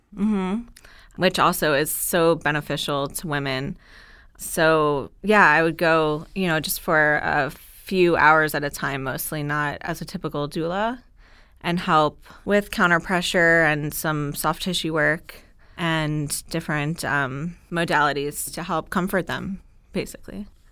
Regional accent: South Florida, United States; also born or lived in Gainesville, Florida / Dallas, Texas; I am from Florida, South Florida

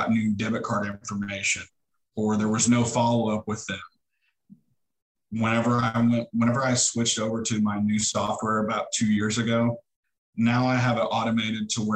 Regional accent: Neosho, Missouri, United States; I'm from Neosho and I know a ton of people. I've done a lot of coaching in the community. I actually graduated from here

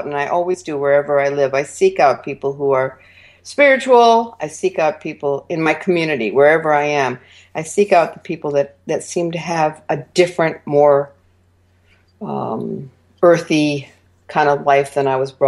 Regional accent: Vermont, United States; my younger years, when I grew up in Vermont, were kind of drab and plain

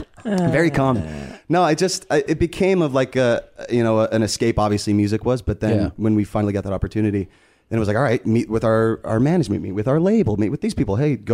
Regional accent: Las Vegas, Nevada, United States; also born or lived in St. George, Utah; No, I was born in St. George, Utah. My family's all Mormon. They moved us to Vegas... when I was like 2.5, almost 3 years old.

